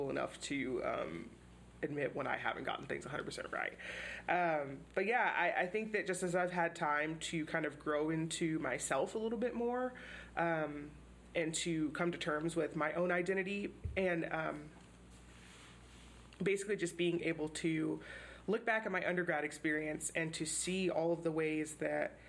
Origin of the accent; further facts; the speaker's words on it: Houston, Texas, United States; moved away; I grew up in Houston, which is a super diverse city. It's definitely the most diverse city in Texas